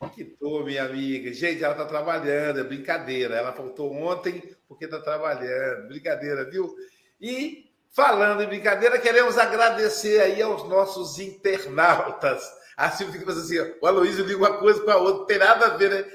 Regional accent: Minas Gerais, Brazil; eu sou mineiro

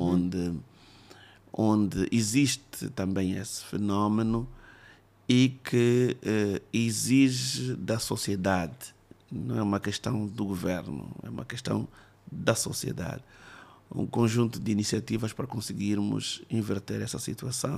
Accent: Luanda, Luanda Province, Angola; eu não conhecia Luanda onde cresci

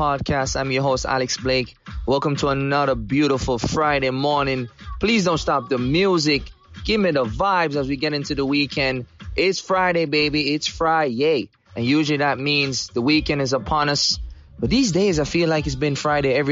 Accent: Jamaica; now in United States; I grew up in Jamaica

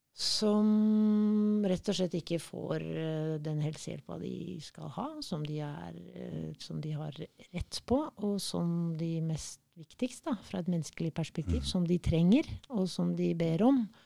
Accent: Kenya; now in Norway; Jeg er født i Kenya

